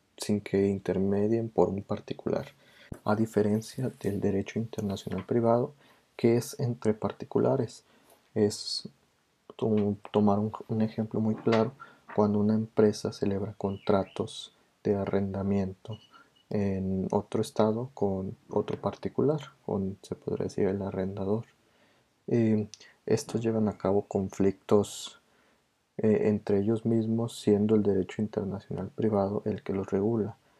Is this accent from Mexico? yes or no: yes; Mexico; nuestra calidez como mexicanos